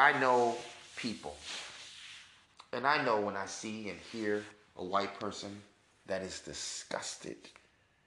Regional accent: New York City, New York, United States; I was born in Manhattan, New York, in Mount Sinai, Beth Israel, to be exact. I was educated in the North.

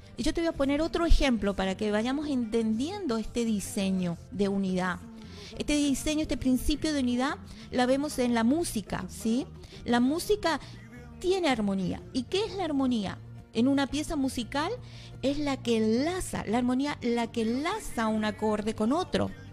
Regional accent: Comodoro Rivadavia, Chubut, Argentina; la mayoría que estamos aquí parece que somos de, de Comodoro

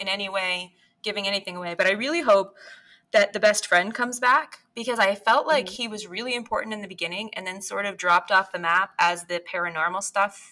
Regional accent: Bangor, Maine, United States; the Briar Patch in Bangor, which is my hometown bookstore.

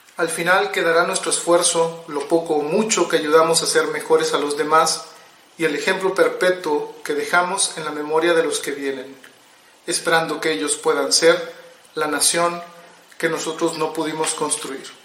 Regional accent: Monterrey, Nuevo León, Mexico; soy un escritor de Monterrey, Nuevo León, México

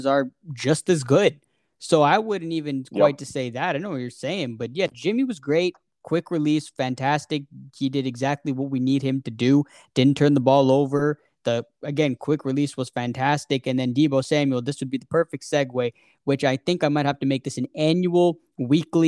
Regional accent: Toronto, Ontario, Canada; We're from Toronto

